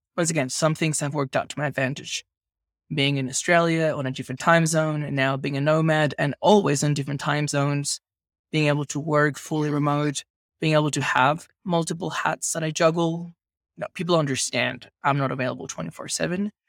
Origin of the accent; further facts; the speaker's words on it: Venezuela; where I grew up in Venezuela